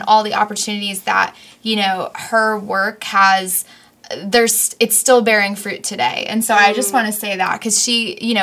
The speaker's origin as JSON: {"language": "English", "region": "New York", "country": "United States", "said": "we're both from New York"}